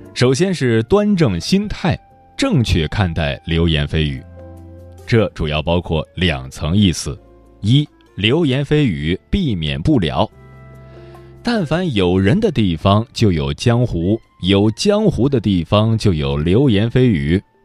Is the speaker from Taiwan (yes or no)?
no; Jiangnan, China; 我江南人